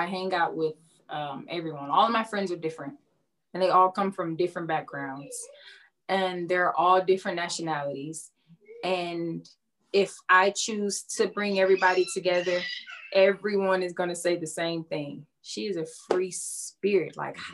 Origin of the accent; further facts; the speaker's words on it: Houston, Texas, United States; I'm from Houston